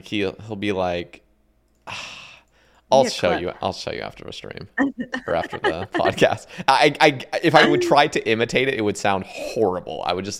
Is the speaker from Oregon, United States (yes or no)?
yes; Oregon, United States; Because I'm from Oregon, and I feel like that's just, like, right below it.